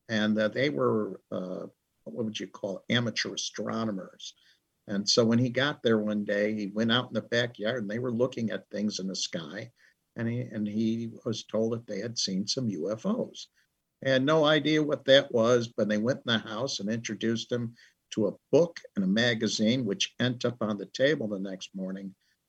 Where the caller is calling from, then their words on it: Orland Park, Illinois, United States; Just outside of Chicago in an area close to the South Side, which would be the Orland Park area.